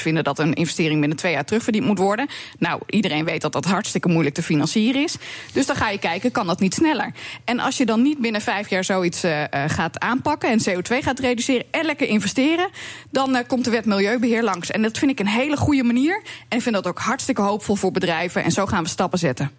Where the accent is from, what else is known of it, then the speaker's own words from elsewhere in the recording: Drenthe, Netherlands; bij ons in Drenthe